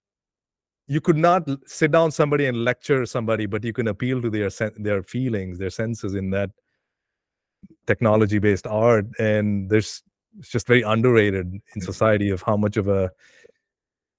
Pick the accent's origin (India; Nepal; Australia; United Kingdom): India; Bangalore, Karnataka; I grew up with in Bangalore